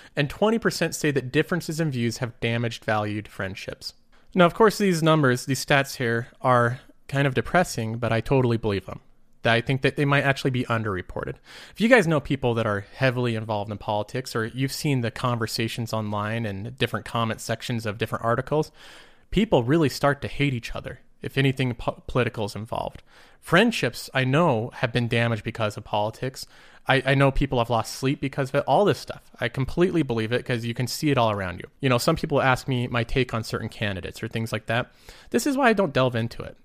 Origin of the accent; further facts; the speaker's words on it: United States; I'm American